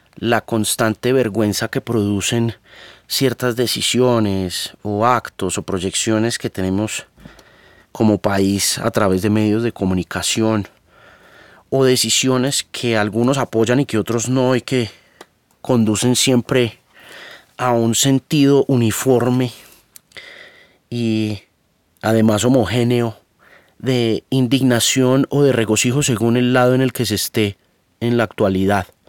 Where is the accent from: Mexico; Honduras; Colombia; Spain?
Colombia; moved away; also born or lived in Miami; Yo nací en Colombia, gústeme o no